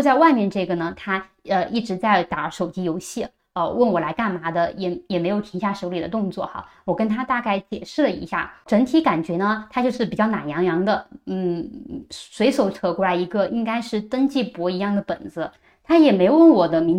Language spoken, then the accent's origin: Chinese; China; 从一开始说我非法入境北京，我一个中国人，中国护照，我进中国怎么就是非法入境了呢？